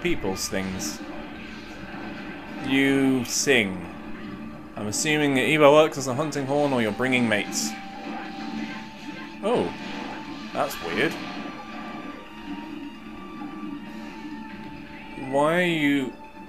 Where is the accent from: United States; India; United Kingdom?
United Kingdom; England; I'm a Englishman.